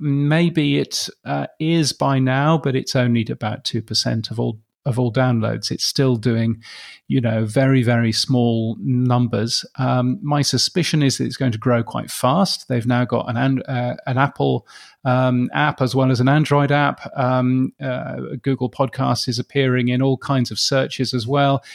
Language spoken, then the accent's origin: English; United Kingdom; moved away as an adult; also born or lived in Canada / United States; now in Brisbane, Australia; as a Brit, um, as one that's moved to Australia